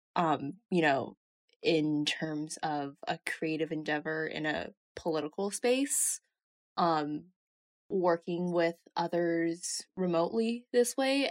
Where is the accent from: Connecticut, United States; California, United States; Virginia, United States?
California, United States; Bay Area; I am from California in the Bay Area.